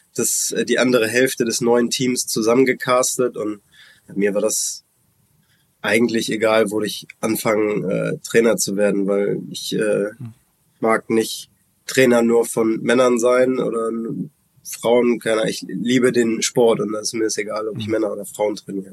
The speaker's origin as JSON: {"language": "German", "region": "Hamburg", "country": "Germany", "tie": "born or raised there", "said": "Hamburg ist meine, meine Heimatstadt, meine Geburtsstadt"}